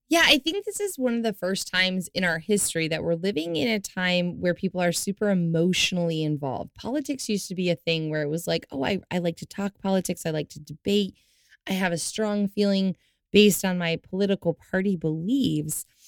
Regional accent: the South, United States; I was raised in the South.

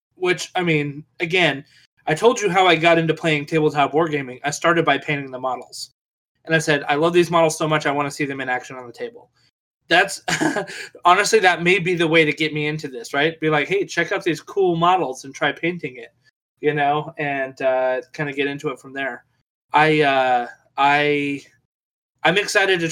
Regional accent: Nevada, United States; I'm from Nevada, right? So yes. I lived in the Old West

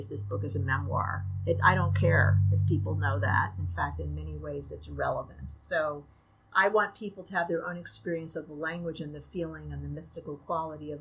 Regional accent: New York City, New York, United States; moved away as an adult; now in Syracuse, United States; I'm from Brooklyn, represent. And I grew up in Brooklyn.

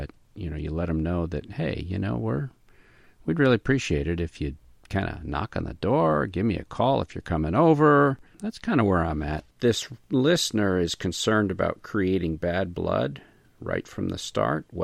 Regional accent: the South, United States; I'm from the South and we don't knock

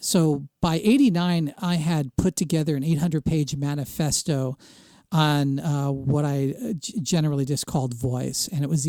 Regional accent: Princeton, New Jersey, United States; But I grew up in the Princeton area of New Jersey during the heyday of the Bell Laboratories and the pre-divestiture AT&T.

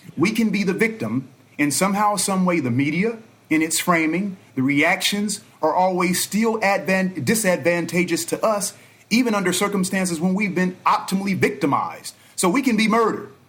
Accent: Los Angeles, California, United States; also born or lived in Inglewood / Inland Empire; reared by both Los Angeles and the IE

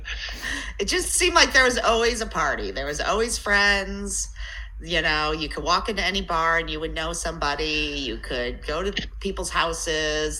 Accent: Elyria, Ohio, United States; I grew up on the uh, west side of Cleveland, Elyria.

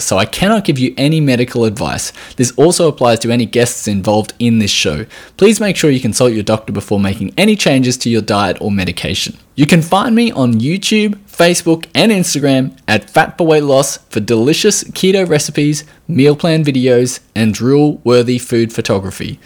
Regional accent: Australia

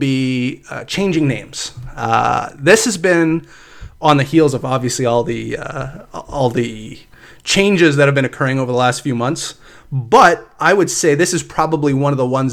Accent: Canada; Growing up in Canada, I grew up in like rural areas

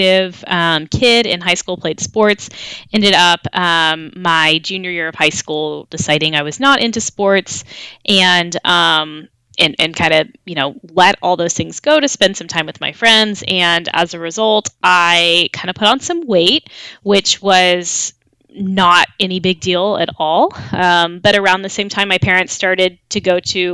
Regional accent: Waco, Texas, United States; moved away as an adult; also born or lived in Dallas, Texas; We moved from Dallas, Texas to Waco, Texas, where I am from, right in the middle of March.

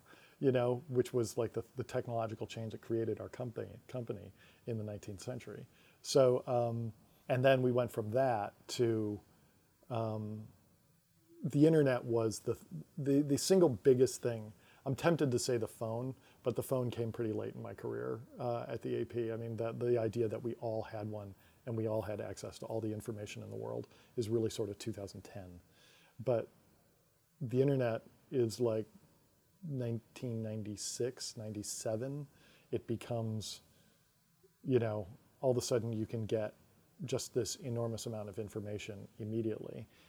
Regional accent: Syracuse, New York, United States; moved away; I'm from Syracuse, New York

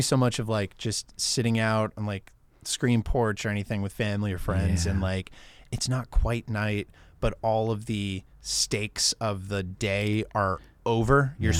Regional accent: Maine, United States; I grew up in Maine. We would drive up to old Quebec.

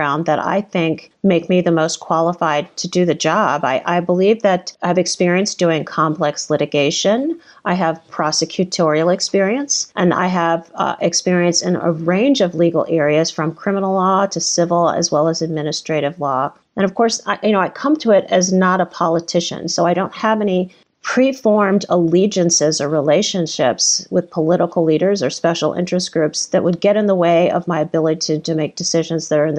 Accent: Washington, District of Columbia, United States; now in Illinois, United States; I was born in Washington, D.C., and I was born into the Jim Crow era

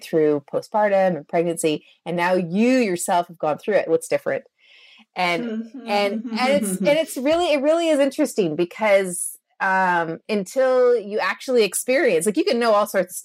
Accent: Canada; I'm a Canadian.

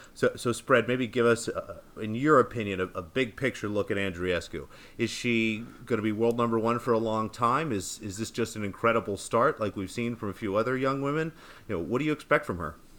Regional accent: United States; as an American tennis fan

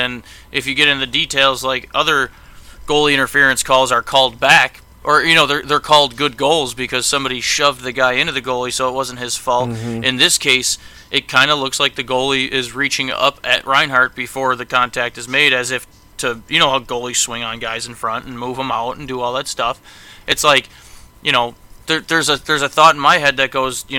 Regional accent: Buffalo, New York, United States; because I'm from Buffalo and I'm a Buffalo fan

